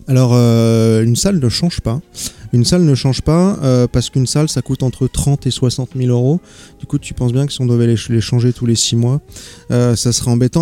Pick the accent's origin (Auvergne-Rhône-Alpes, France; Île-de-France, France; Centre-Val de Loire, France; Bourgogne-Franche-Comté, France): Île-de-France, France; Paris; moved away; je suis originaire de Paris